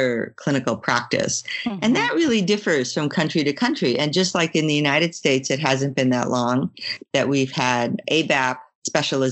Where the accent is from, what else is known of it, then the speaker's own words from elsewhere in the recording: Brisbane, Queensland, Australia; my hometown, which is Brisbane